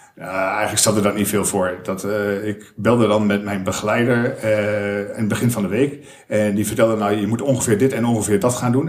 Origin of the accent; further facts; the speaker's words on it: Almelo, Overijssel, Netherlands; moved away as an adult; also born or lived in Enschede / Amersfoort; Ik heb in Almelo gewoond tot mijn, ik denk 21ste